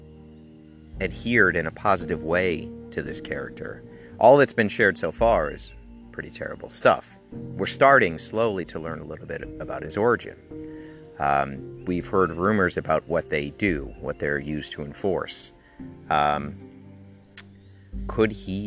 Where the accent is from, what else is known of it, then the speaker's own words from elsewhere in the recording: Connecticut, United States; I grew up in Connecticut